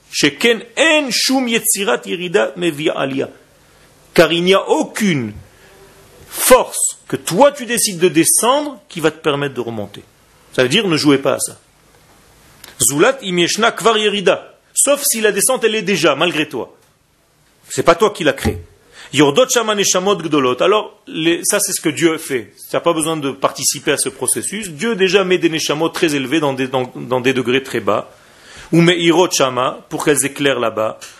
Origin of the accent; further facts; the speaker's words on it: Israel; moi, quand j'étais petit en Israël, c'était le, l'acteur. L'acteur euh, en Israël.